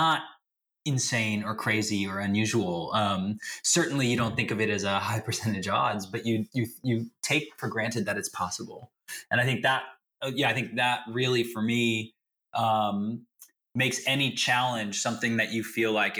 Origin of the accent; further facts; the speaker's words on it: the Bay Area, California, United States; I grew up here in the Bay and I'm still here